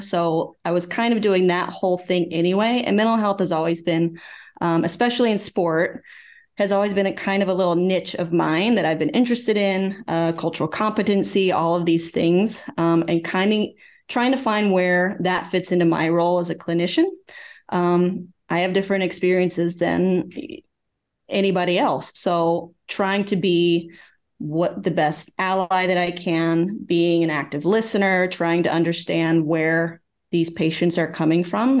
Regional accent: Oklahoma, United States; moved away as an adult; also born or lived in Virginia; I'm originally from Oklahoma, so I worked in Oklahoma City

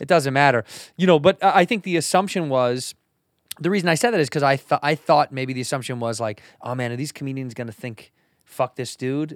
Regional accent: Chicago, Illinois, United States; moved away; I grew up in the Midwest in Chicago

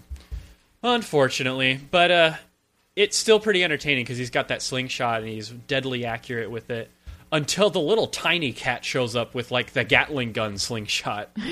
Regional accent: the South, United States; moved away; also born or lived in the West; as a Southerner and as someone who spent time in the West

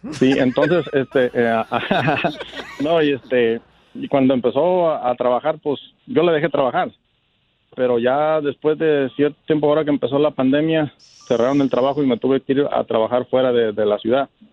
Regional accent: Colima, Mexico; moved away; yo soy de Colima

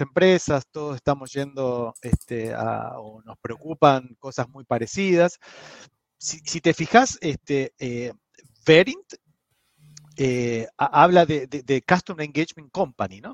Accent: Argentina; como mal argentino

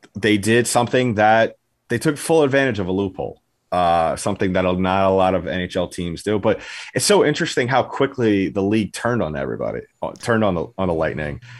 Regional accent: New York, United States; I am from New York.

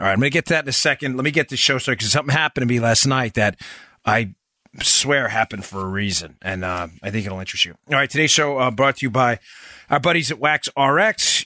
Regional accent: Florida, United States; my home state of Florida

